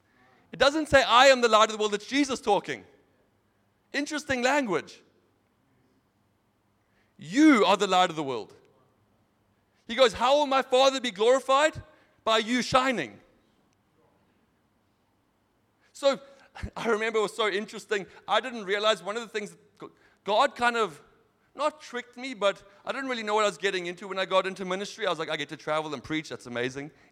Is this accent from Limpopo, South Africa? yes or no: no; Knysna, Western Cape, South Africa; accent: South African; also born or lived in Zimbabwe / Europe; now in United States; I'm half Zimbabwean, half American, raised in South Africa, lived in Europe, and now I'm back in America. But I'm still South African accent